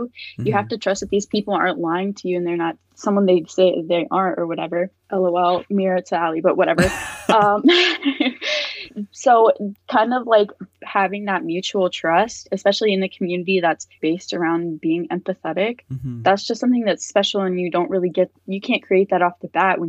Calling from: Fredericksburg, Virginia, United States; I'm calling from Fredericksburg, Virginia.

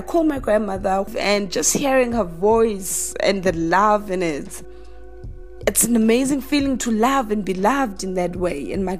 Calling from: Johannesburg, Gauteng, South Africa; I am calling you from Johannesburg, South Africa.

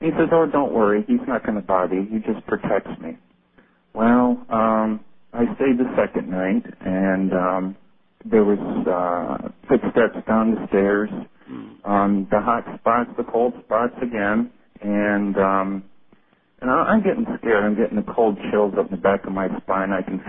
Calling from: Syracuse, New York, United States; from Syracuse, New York.

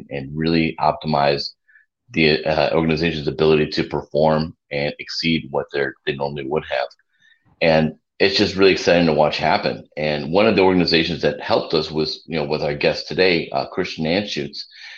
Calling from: Cabo San Lucas, Baja California Sur, Mexico; I'm a little south of you. If you wave, if you turn south and wave from Texas, you can probably see me. I'm down in Cabo San Lucas.

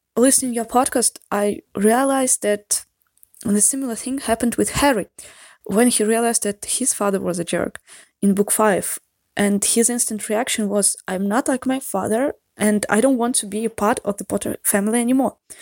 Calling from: Saint Petersburg, Russia; English is a second language

